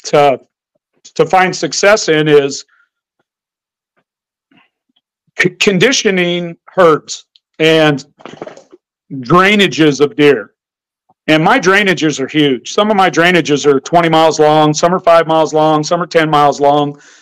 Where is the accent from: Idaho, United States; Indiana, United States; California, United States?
Idaho, United States; also born or lived in Montana; I grew up in Idaho where there was no feeding, no baiting allowed.